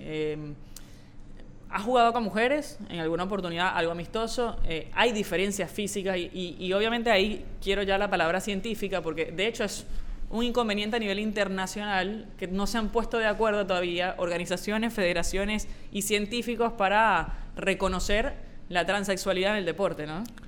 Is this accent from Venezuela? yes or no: yes; Caracas, Capital District, Venezuela; yo soy de Caracas